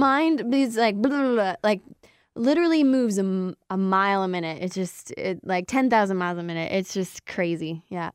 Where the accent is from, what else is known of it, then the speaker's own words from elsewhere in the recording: Windsor, Ontario, Canada; moved away; back in my hometown, Windsor